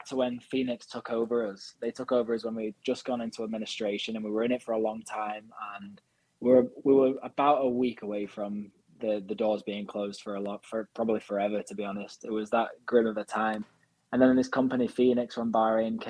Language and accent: English; Wigan, North West England, United Kingdom; I was born in Wigan